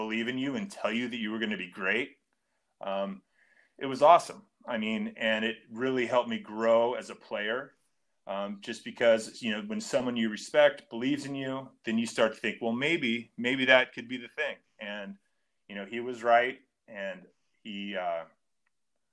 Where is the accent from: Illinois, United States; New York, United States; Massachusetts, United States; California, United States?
California, United States; Long Beach; growing up in Long Beach, everyone thought I was going to go to Long Beach State